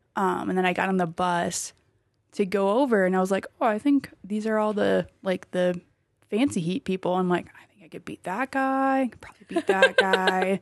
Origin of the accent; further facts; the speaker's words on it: Wisconsin, United States; now in Colorado Springs, United States; I'm from Wisconsin